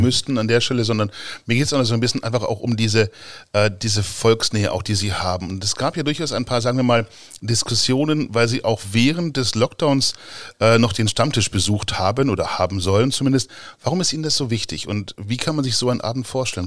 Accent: Gifhorn, Lower Saxony, Germany; also born or lived in Braunschweig; bin ja Gifhorner von Geburt aus

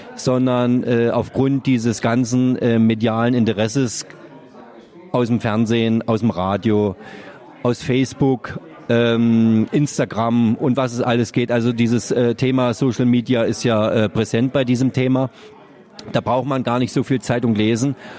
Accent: Brandenburg, Germany; moved away as an adult; now in Mannheim, Germany; habe meine Schiedsrichterprüfung damals äh, in meinem Heimatort absolviert, äh, habe dann äh, für den Fußballverband Brandenburg quasi als Schiedsrichter angefangen

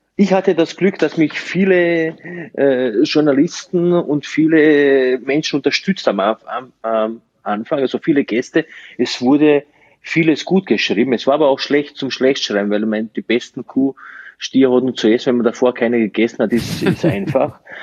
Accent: Slovenia; also born or lived in Burgenland, Austria; now in Austria; ich komme eigentlich aus Slowenien

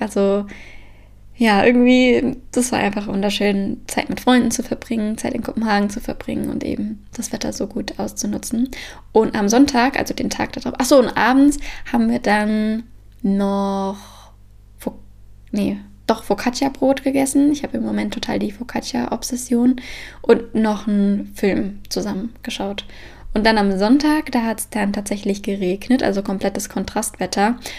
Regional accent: Frankfurt, Hesse, Germany; now in Copenhagen, Denmark; da, wo ich herkomme, also Frankfurt und Umgebung

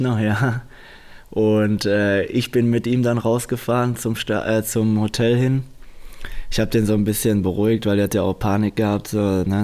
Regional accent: Dortmund, North Rhine-Westphalia, Germany; Ich weiß selbst, wo ich herkomme. Dortmunder ist eine Arbeiterstadt

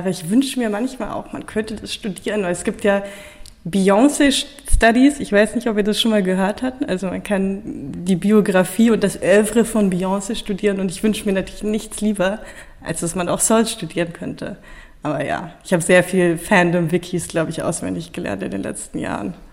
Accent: Bonn, North Rhine-Westphalia, Germany; born there; now in Berlin, Germany; Äh, ich komme aus Berlin. Also gebürtig komme ich eigentlich aus Bonn. Das muss man immer sagen, wenn man aus Berlin kommt, wo man eigentlich herkommt.

